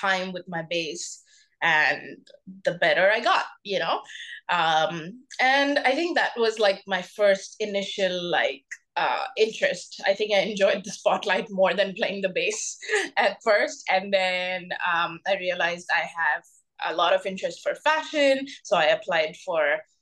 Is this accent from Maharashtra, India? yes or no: yes; Mumbai, Maharashtra, India; first language Bengali; English is a second language; I grew up in Mumbai, India